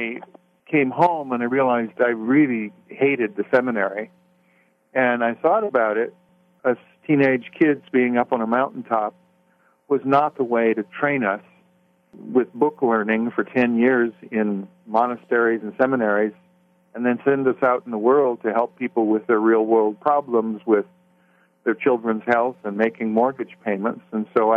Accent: Los Angeles, California, United States; also born or lived in Waterloo, Iowa; I spent a few years growing up in Waterloo, Iowa, beginning of elementary school, and then we moved to the L.A. area

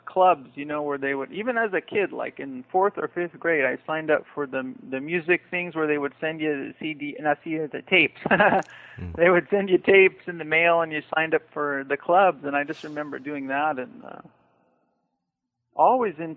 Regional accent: Daly City, California, United States; I grew up in Daly City, California, which borders San Francisco

